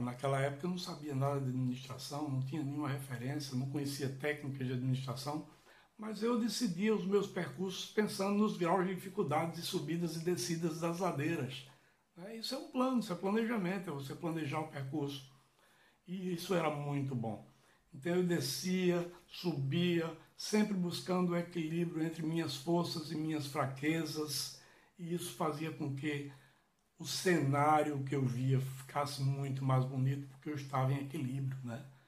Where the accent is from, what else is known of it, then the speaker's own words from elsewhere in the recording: Catende, Pernambuco, Brazil; eu lembro da minha infância, da minha adolescência em Catenda